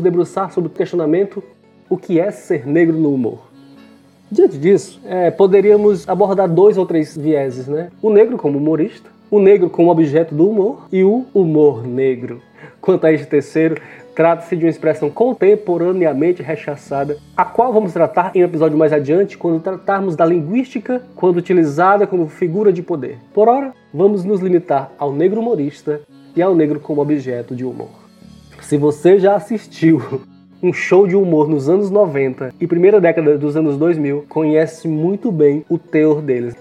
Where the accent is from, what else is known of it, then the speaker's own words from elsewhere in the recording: Ceará, Brazil; Sou cearense, residente no interior do estado do Ceará